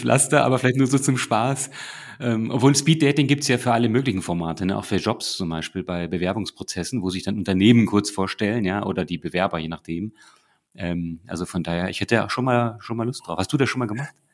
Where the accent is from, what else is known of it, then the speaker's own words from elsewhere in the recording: Northern Germany, Germany; now in Munich, Germany; ich als Norddeutscher